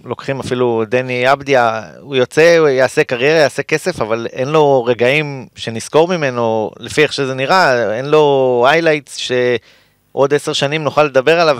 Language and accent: Hebrew; Jerusalem, Jerusalem District, Israel; אני גם ירושלמי, באתי עכשיו מירושלים